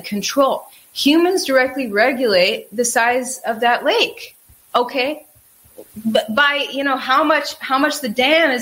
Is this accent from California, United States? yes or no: no; Wisconsin, United States; moved away; In Wisconsin, where I grew up, there were lakes everywhere